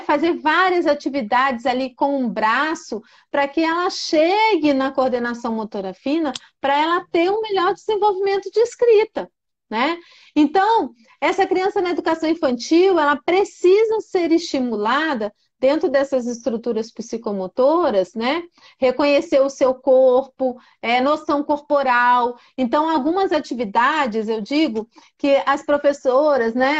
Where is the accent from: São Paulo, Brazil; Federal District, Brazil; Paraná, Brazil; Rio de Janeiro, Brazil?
Federal District, Brazil; Brasília; Eu sou aqui de Brasília